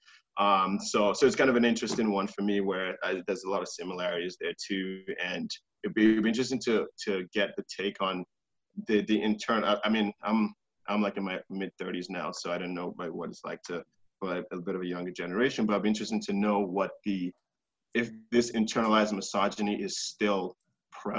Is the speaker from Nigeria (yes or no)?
yes; Nigeria; now in Canada; I was born in Nigeria